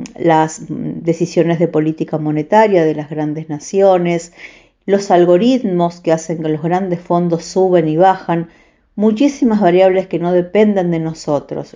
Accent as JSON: {"language": "Spanish", "region": "Santa Fe", "country": "Argentina", "tie": "born or raised there"}